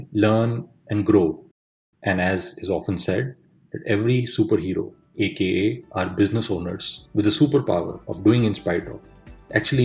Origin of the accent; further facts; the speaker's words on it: India; my hometown in India